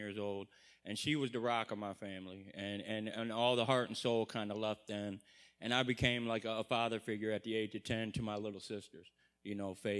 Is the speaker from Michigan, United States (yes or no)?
yes; Monroe, Michigan, United States; I'm from Monroe, Michigan.